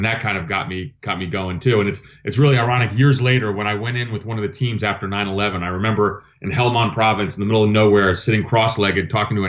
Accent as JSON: {"language": "English", "town": "New Brunswick", "region": "New Jersey", "country": "United States", "tie": "born or raised there", "also_born_or_lived": "Athens, Greece", "moved": "yes", "lives_now": "Northern Virginia, United States", "said": "So I grew up in New Jersey."}